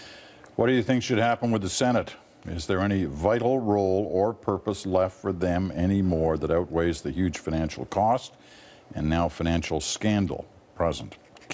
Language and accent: English; Ottawa, Ontario, Canada; when I was growing up as a little boy in Ottawa